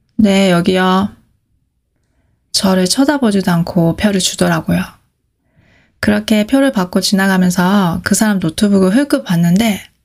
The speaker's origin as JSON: {"language": "Korean", "country": "South Korea", "said": "제가 한국에서 왔다고 하면"}